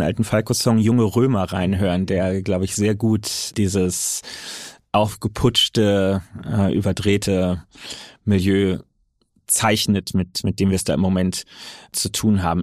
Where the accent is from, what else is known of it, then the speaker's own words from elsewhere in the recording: Berlin, Germany; als Berliner, als jemand aus einem urbanen Wahlkreis